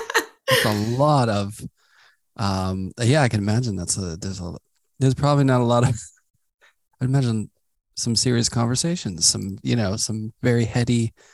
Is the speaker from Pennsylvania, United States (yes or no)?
yes; Pittsburgh, Pennsylvania, United States; I grew up in Pittsburgh and going to New York felt really far, you know.